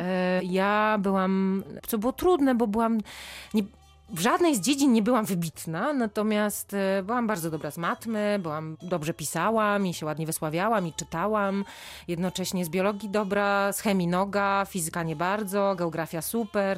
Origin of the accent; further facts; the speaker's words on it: Silesian Voivodeship, Poland; now in Warsaw, Poland; ja absolutnie nie jestem warszawianką, jestem ślązaczką, mhm. E, ale z, z, z, górnego Śląska, trochę bardziej na wschód.